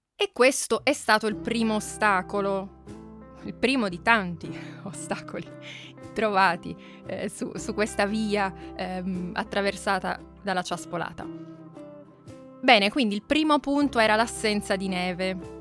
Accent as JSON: {"language": "Italian", "town": "Turin", "region": "Piedmont", "country": "Italy", "tie": "born or raised there", "said": "io sono nata, forse lo sapete già, sono nata a Torino, vicino quindi alle montagne, vicino alle Alpi"}